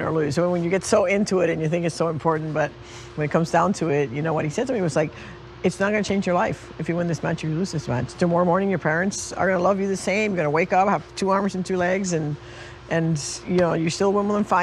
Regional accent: Puerto Rico; When I was a little girl growing up in Puerto Rico in the 60s

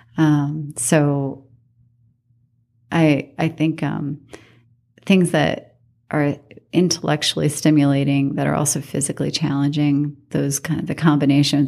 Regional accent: New York City, New York, United States; moved away as an adult; also born or lived in Washington, D.C. / Reno, Nevada; now in Las Vegas, United States; I grew up in New York City, and I did not have a lot of money in New York City

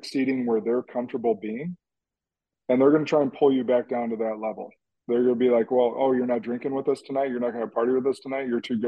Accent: Central Illinois, United States; now in Wisconsin, United States; I grew up in Central Illinois, and before I moved to Wisconsin

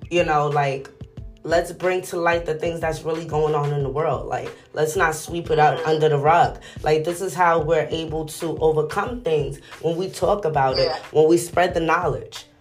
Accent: New York City, New York, United States; I'm from New York City

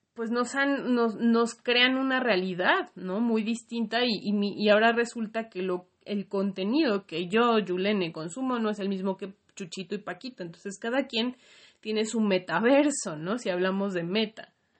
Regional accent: Mexico; como mexicanos y como latinoamericanos

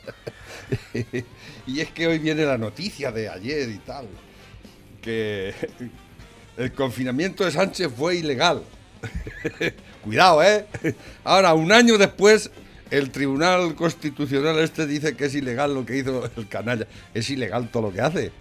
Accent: Spain

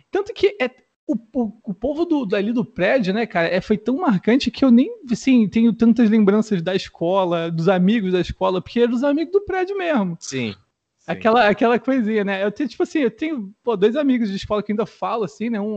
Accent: São Paulo, Brazil; born there; Não, mano, eu, eu nasci em São Paulo.

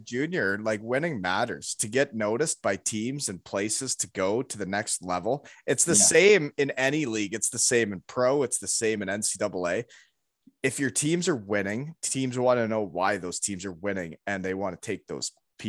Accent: Kincardine, Ontario, Canada; So growing up in Kincardine, it's not just in Kincardine. People may not know, but like, I lived all over the world.

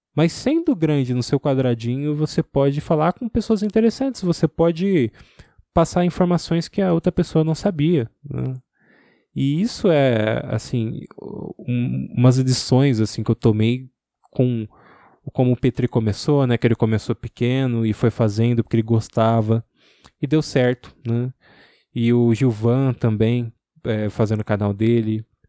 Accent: ABC region, São Paulo, Brazil; also born or lived in Santo André; Eu sou do ABC

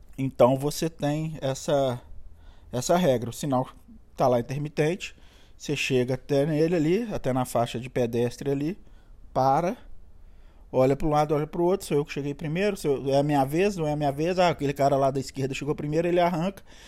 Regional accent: Minas Gerais, Brazil; moved away as an adult; now in California, United States; Pra mim que sou mineiro

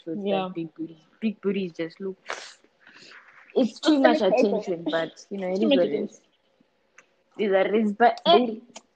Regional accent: Zimbabwe; accent: Zimbabwean; now in Australia; I'm Shona, so there's quite a possibility that because like my mom's family is from Zambia, so we're from like up there, and I think we have some Malawi in us too

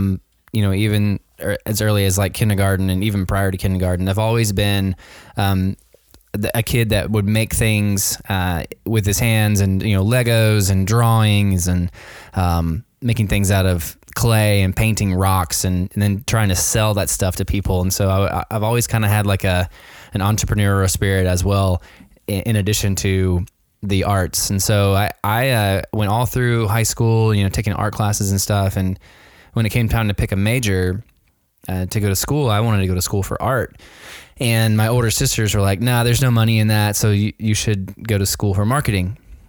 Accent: Nashville, Tennessee, United States; Yeah, so I am physically at my house right now in Nashville, Tennessee. Born and raised in Nashville, Tennessee.

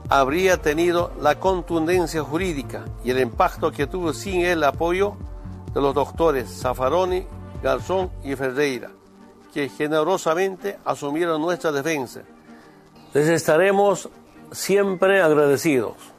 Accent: Bolivia

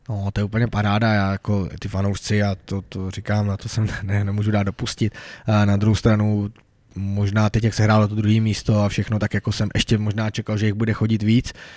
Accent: Bohemia, Czechia; jsem tam byl snad jediný eh, člověk jako z větší dálky jako z Čech

